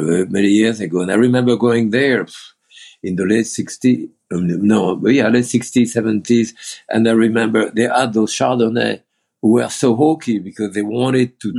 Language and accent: English; Bourg-en-Bresse, Auvergne-Rhône-Alpes, France; English is a second language; moved away as an adult; also born or lived in Lyon / Beaujolais; now in United States; I was born in Bourg-en-Bresse, you know, in France